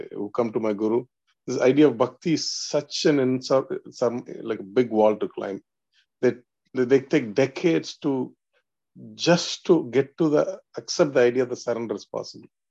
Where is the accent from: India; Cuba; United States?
India; moved away; I was born in India that uh, I'm just so thankful for the uh, ecosystem from the India gave, you know, Bharat gave to me as a child